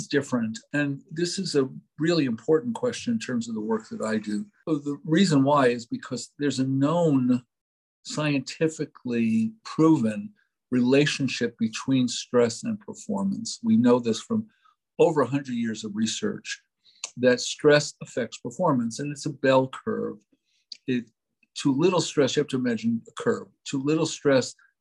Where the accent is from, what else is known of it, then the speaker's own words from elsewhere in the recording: New York City, New York, United States; I was brought up in New York City